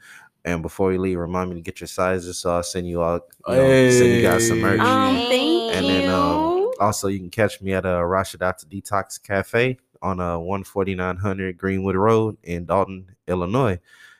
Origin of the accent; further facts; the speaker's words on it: Nigeria; which means thanks be to God in Igbo, because I'm Nigerian.